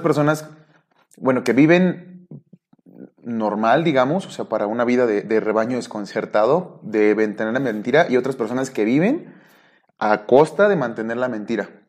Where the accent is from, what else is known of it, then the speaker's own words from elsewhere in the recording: Nayarit, Mexico; En mi pueblo, ahí en, en, Nayarit